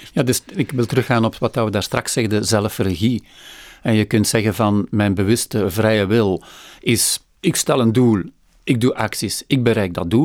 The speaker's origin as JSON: {"language": "Dutch", "region": "Flanders", "country": "Belgium", "said": "ik, ik, sluit als Vlaming meer aan bij"}